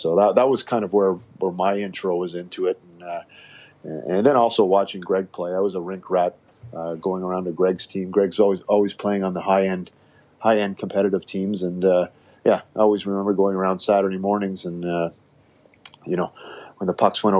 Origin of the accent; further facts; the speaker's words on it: Nepean, Ontario, Canada; Well, yeah, it was actually started a little bit before Nepean, where, both my parents were teachers.